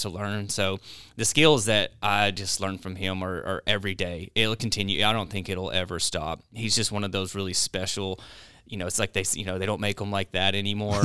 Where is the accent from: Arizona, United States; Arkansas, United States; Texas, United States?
Arkansas, United States; North Little Rock; also born or lived in Idaho; growing up in North Little Rock. It was, it was unique